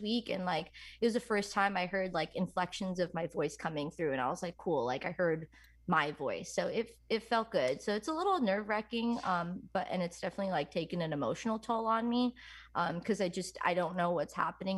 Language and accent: English; New York, United States; I'm from New York